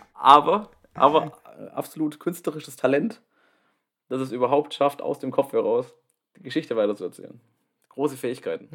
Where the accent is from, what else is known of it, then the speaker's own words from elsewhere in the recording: Baden-Württemberg, Germany; ich komme aus Baden-Württemberg